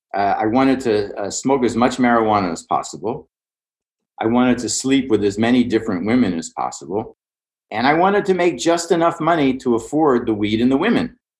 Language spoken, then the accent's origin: English; Pittsburgh, Pennsylvania, United States; I grew up in Pittsburgh